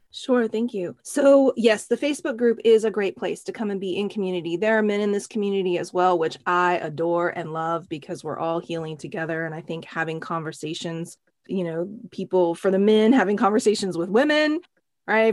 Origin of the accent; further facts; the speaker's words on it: Oklahoma, United States; now in San Francisco, United States; growing up in Oklahoma, I'm a country girl at heart